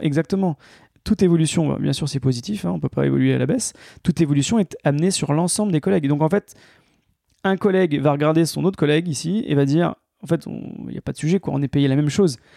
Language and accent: French; Grenoble, Auvergne-Rhône-Alpes, France; moved away as an adult; also born or lived in Paris; moi, je suis grenoblois, j'ai passé toute ma vie euh, dans, cette, dans cette belle région, toutes mes études, et je suis monté à Paris pour travailler.